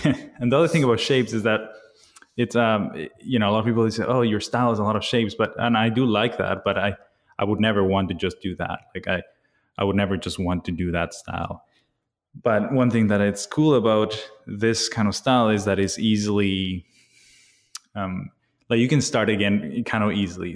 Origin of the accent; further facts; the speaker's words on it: Bolivia; I was born and raised in Bolivia